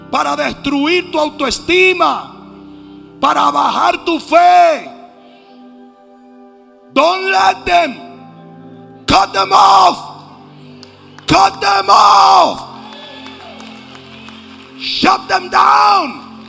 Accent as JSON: {"language": "Spanish", "town": "Pachuca", "region": "Hidalgo", "country": "Mexico", "said": "Yo que vengo de Pachuca y la gente gritaba hasta sin saber lo que estaba diciendo."}